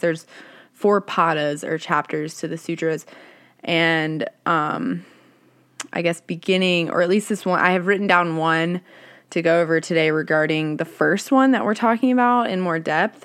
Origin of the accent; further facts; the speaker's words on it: the South, United States; I grew up in the South